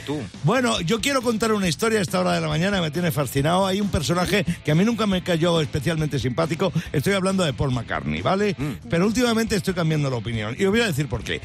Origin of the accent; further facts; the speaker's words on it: Talavera de la Reina, Castilla-La Mancha, Spain; now in Madrid, Spain; pero si yo soy de Talavera, pero si yo vivo en Madrid